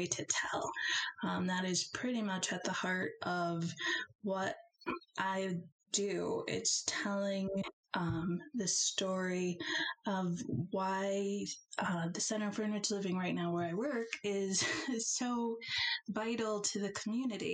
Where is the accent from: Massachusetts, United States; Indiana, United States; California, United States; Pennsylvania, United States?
Indiana, United States; Elkhart; moved away as an adult; now in Chicago, United States; I am from Elkhart, Indiana, smallish town, I guess, near Notre Dame